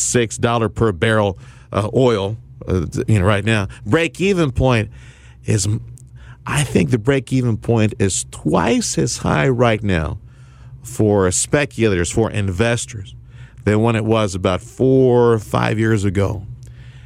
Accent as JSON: {"language": "English", "region": "Texas", "country": "United States", "said": "I'm from Texas"}